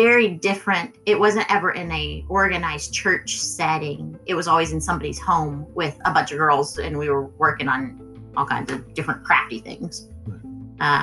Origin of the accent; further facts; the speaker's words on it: Texas, United States; where we grew up here in Texas